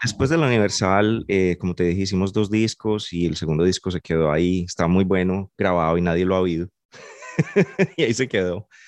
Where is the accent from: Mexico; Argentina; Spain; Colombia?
Colombia; Medellín, Antioquia; moved away; soy de Medellín y he tocado guitarra toda la vida